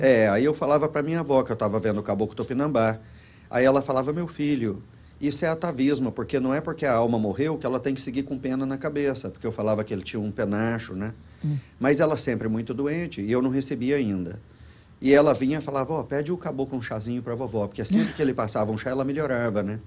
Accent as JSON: {"language": "Portuguese", "region": "Goiás", "country": "Brazil", "tie": "born or raised there", "also_born_or_lived": "Los Angeles, United States", "moved": "as an adult", "lives_now": "Florida, United States", "said": "somos de Goiás"}